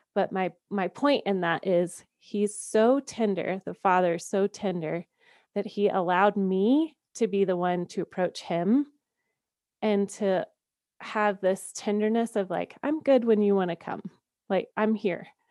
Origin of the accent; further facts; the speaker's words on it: Georgia, United States; moved away as an adult; now in Colorado, United States; I am a Southern girl at heart. I grew up in Georgia